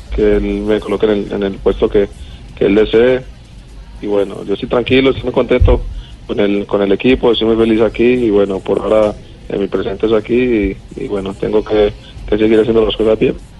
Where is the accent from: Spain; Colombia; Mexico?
Colombia; now in Argentina; como todo colombiano